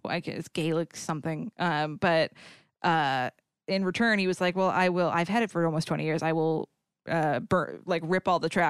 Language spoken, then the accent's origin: English; New England, United States; because I'm from New England, it's ….